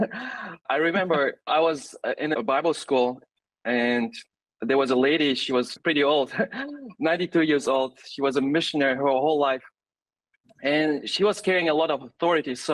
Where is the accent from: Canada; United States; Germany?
Germany; moved away as an adult; also born or lived in Russia; now in Tanzania; I was born actually in Russia and grew up in Germany. So I consider myself more German than Russian.